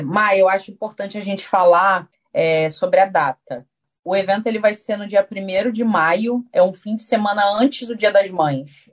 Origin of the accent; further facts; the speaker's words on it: Brazil; now in Auckland, New Zealand; eu venho do Brasil já de muitos anos